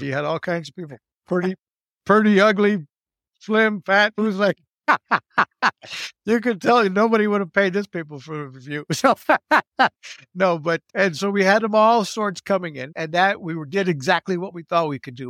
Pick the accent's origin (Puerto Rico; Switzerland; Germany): Puerto Rico; also born or lived in Texas; growing up in Puerto Rico, I went to American private schools